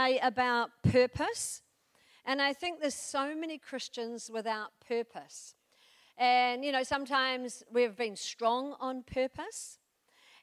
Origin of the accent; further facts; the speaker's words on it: New Zealand; I come from New Zealand